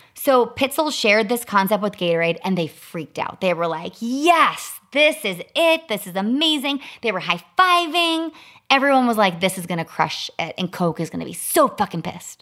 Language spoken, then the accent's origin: English; Chicago, Illinois, United States; I grew up in Chicago